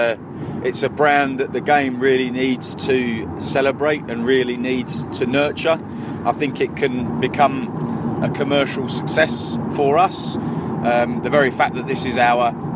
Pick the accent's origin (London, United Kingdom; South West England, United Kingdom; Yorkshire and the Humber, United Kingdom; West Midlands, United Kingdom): London, United Kingdom; Barnet; I'm from North London, from Barnet, born and raised in Barnet.